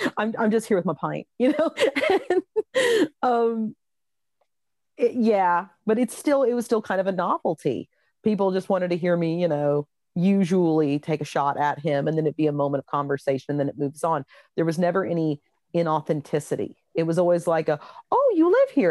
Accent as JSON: {"language": "English", "country": "United States", "moved": "as an adult", "lives_now": "Wexford, Ireland", "said": "I'm an American"}